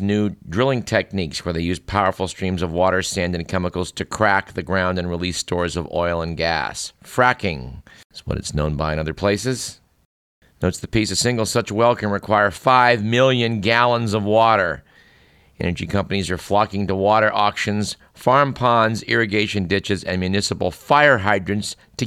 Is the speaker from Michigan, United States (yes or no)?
no; Bay Area, California, United States; I grew up in the Bay Area